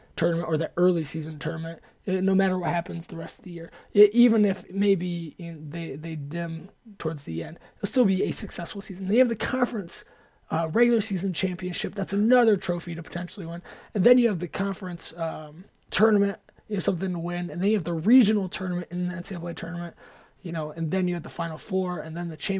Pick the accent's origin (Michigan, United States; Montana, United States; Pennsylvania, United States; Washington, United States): Michigan, United States; Ann Arbor; also born or lived in Ohio; growing up in Ann Arbor